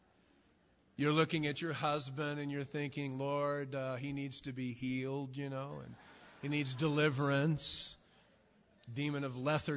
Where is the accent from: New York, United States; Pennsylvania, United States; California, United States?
California, United States; Southern; I'm from Southern California